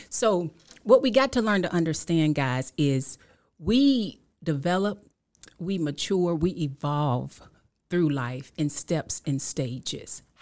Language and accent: English; Killeen, Texas, United States; also born or lived in Washington, D.C.; I'm from Killeen, Texas, um, by way of Washington, D.C.